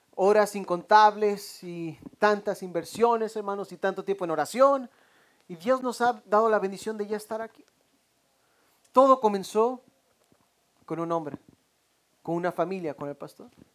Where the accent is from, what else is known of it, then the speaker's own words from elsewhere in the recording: Mexico; now in United States; somos, somos mexicanos, hermanos